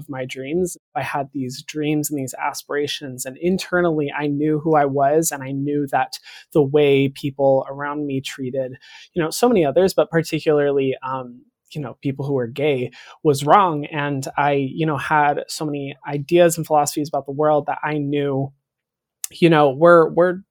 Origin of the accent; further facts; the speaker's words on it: Paulden, Arizona, United States; moved away; I was from Paulden